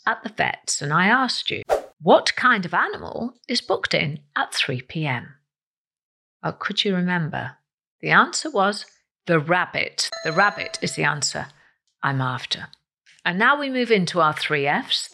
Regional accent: Wales, United Kingdom; I am Welsh.

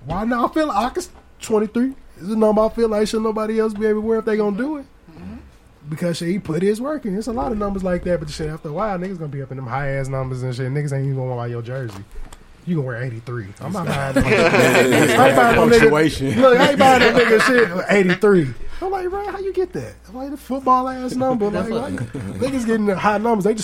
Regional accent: Aurora, Illinois, United States; I was in Aurora, Illinois.

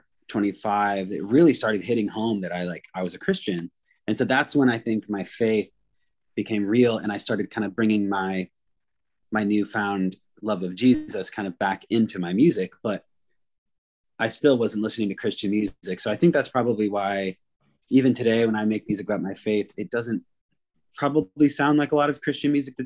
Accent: Anacortes, Washington, United States; the music scene I grew up in Anacortes, Washington

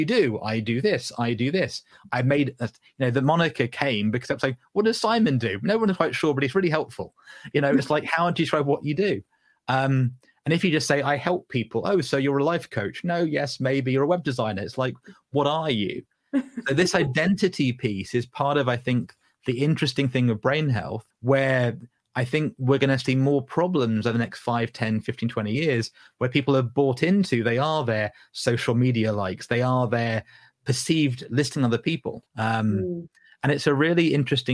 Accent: Southern England, United Kingdom; accent: Southern English; Southern English voice today, right, Ruth? But my granddad came from Newcastle upon Tyne. My grandmother came from Chesterfield, Derbyshire

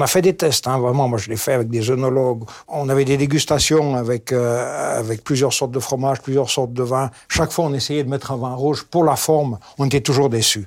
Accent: Switzerland; Chez nous en Suisse

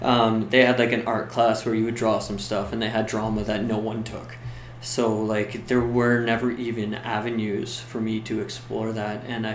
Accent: Canada; being Canadian, I couldn't go down to LA and just start working because

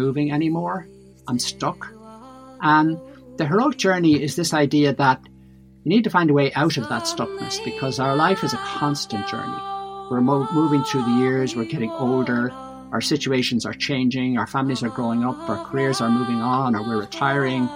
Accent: Malahide, Leinster, Ireland; moved away as an adult; now in Inishmore, Ireland; both my wife and I are from Dublin. I grew up in Malahide.

